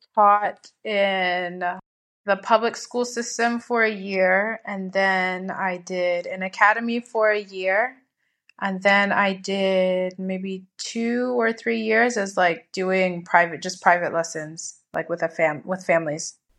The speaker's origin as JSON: {"language": "English", "country": "United States", "moved": "as an adult", "lives_now": "Madrid, Spain", "said": "I'm from America"}